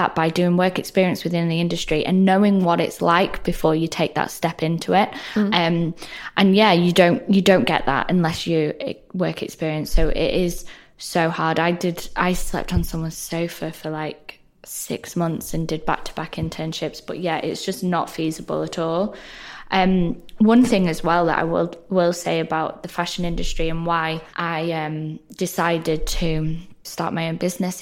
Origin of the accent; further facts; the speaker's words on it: the north of England, United Kingdom; accent: northern; I'm a northerner, which you can probably tell by my accent